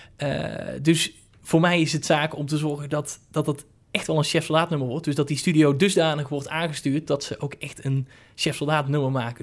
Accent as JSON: {"language": "Dutch", "town": "Hoeve", "country": "Netherlands", "said": "Hoeve, dat is het dorp waar ik vandaan kom"}